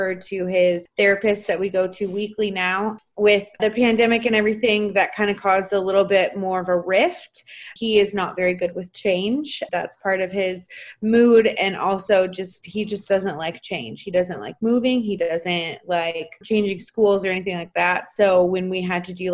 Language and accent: English; Washington, United States; now in Texas, United States; my home state of Washington